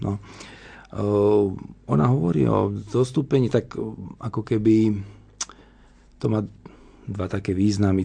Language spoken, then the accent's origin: Slovak; Slovakia; also born or lived in Italy; ja som zo Slovenska